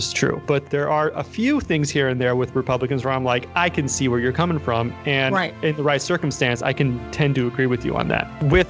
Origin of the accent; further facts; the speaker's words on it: United States; as an American